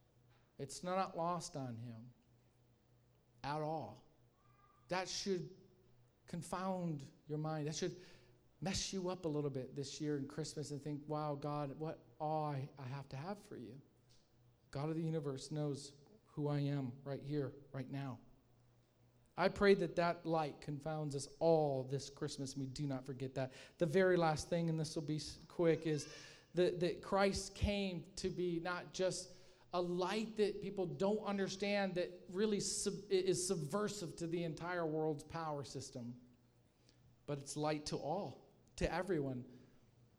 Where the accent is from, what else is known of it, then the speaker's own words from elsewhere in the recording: Michigan, United States; I'm from Michigan